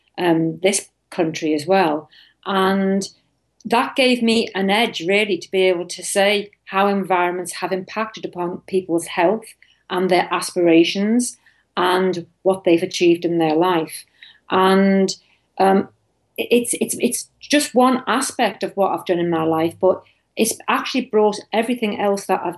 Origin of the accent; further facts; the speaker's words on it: Liverpool, North West England, United Kingdom; moved away; also born or lived in United States / Europe / East Asia; I'm actually from Liverpool in the UK.